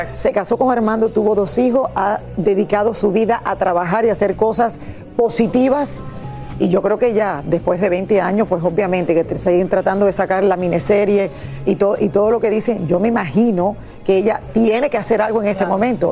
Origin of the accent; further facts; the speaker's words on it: Miami, Florida, United States; nosotros que somos aquí de Miami